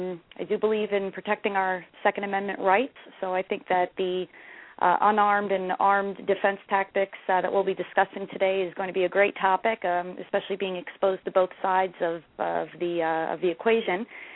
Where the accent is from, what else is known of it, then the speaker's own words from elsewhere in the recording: New Jersey, United States; I am born and raised in New Jersey.